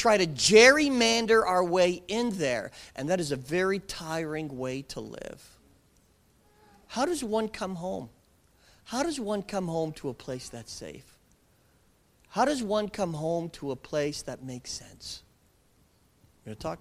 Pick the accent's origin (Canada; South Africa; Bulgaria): Canada; We in Canada